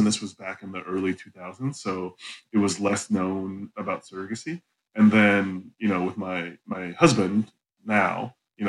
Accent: North Canton, Ohio, United States; moved away; I was born and raised in Ohio.

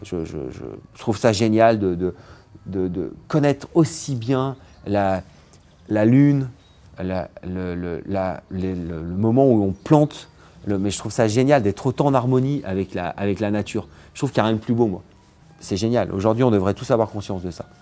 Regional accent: Vercors, Auvergne-Rhône-Alpes, France; also born or lived in Grenoble; Je suis né à Grenoble, j'ai grandi dans le Vercors

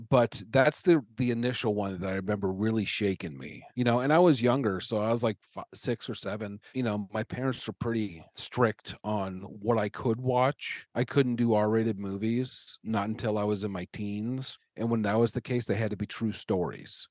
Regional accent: Omaha, Nebraska, United States; moved away as an adult; also born or lived in Chicago / Los Angeles; I'm from Omaha. I lived in Chicago and Los Angeles for a while. I moved back here a couple years ago.

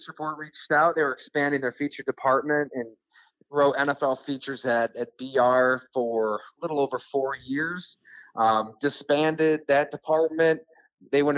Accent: Ellicottville, New York, United States; I still read the Buffalo News. I mean, that was my hometown paper.

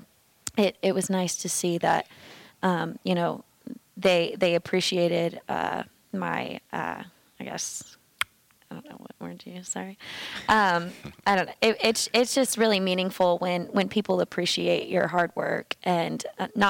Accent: St. Albans, West Virginia, United States; I come from St. Albans, West Virginia, which isn't super rural

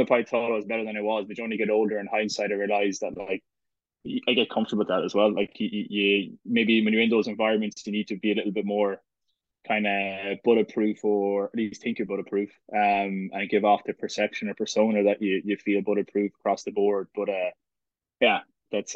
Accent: Galway, Connacht, Ireland; moved away as an adult; also born or lived in Italy / United States; I was from Galway, and then even when I was in Connacht, I was living at home

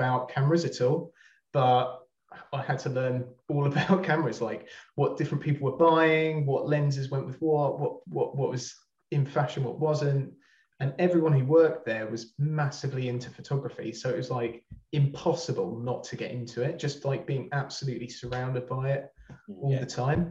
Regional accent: Brighton, South East England, United Kingdom; moved away as an adult; now in Manchester, United Kingdom; I'm not from there, as you can probably tell by my accent. I'm from Brighton, but I moved up here a couple of years ago

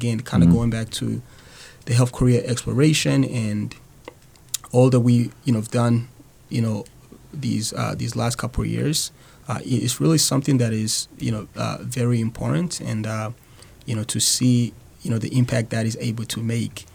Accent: Burundi; English is a second language; moved away as an adult; now in Manchester, United States; originally, I'm actually from a small country in East Africa called Burundi

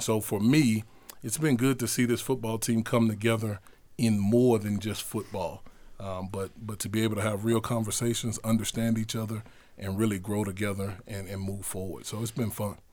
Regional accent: Houston, Texas, United States; I grew up in Houston, Texas, on the north side of Houston, neighborhood called Acres Homes Community

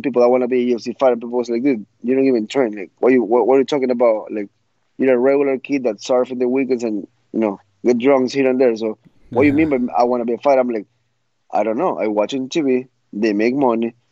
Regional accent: Ecuador; I grew up in Ecuador, and there wasn't much fighting for me there

